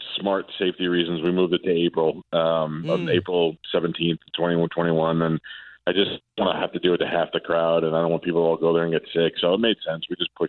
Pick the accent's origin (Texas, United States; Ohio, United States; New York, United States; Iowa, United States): New York, United States; when I grew up in New York, there was Scott Shannon.